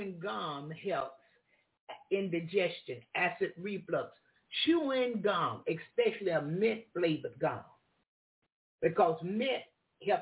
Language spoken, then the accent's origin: English; the South, United States; I'm from the South